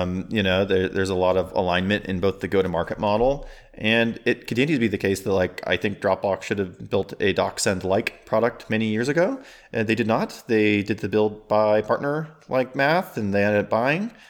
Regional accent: South Dakota, United States; moved away as an adult; I grew up in South Dakota

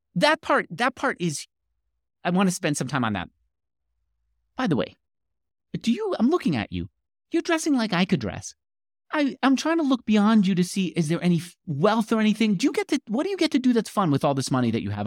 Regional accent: New York, United States; moved away as an adult; also born or lived in California; now in Austin, Texas, United States; I grew up in New York

